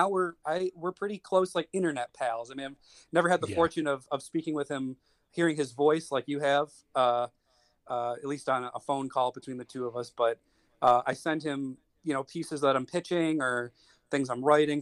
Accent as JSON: {"language": "English", "town": "Buffalo", "region": "New York", "country": "United States", "moved": "as an adult", "lives_now": "Wilmington, United States", "said": "I'm originally from the Buffalo, New York area, and I moved down to the area I live in, which is Wilmington, Delaware"}